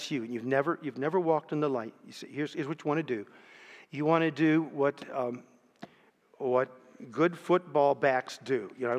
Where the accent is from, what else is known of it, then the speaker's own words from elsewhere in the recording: Canton, Ohio, United States; 14 years later, I came back to my hometown, Canton, Ohio. Took up a pastoral call there in one of the churches in my hometown.